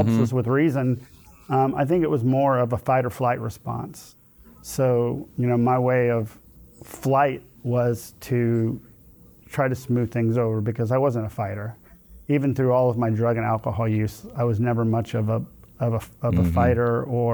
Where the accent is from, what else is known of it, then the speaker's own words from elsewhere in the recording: Houston, Texas, United States; I grew up in Sharpstown, so I lived, you know, a 10-minute walk from Sharpstown Mall